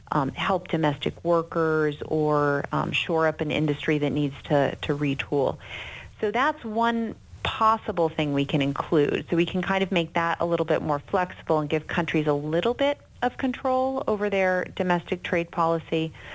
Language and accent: English; United States; I think, you know, I'm American.